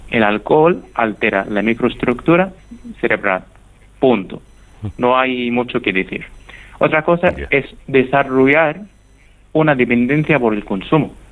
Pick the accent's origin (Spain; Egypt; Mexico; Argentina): Egypt; accent: Egyptian; Spanish is a second language; Muchísimas gracias Paco, espero que mi acento egipcio haya sido entendible